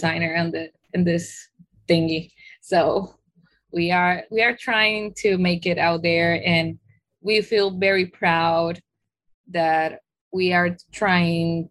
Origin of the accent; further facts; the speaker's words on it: Colombia; moved away as an adult; also born or lived in Queens, New York, United States; now in New York, United States; I was born here in Queens, New York. But my roots are, my mom is Colombian. So when my parents get separated, I was raised in Colombia.